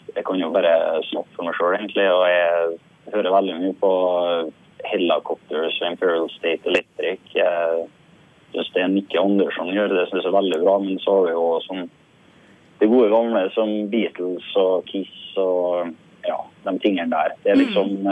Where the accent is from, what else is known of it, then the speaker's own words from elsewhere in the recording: Sunndalsøra, Møre og Romsdal, Norway; Akkurat nå befinner jeg meg i hjemkommunen min, eh, Sunndalsøra